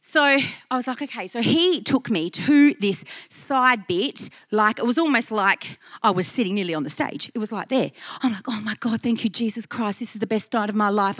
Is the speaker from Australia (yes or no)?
yes; Perth, Western Australia, Australia; I'm from Perth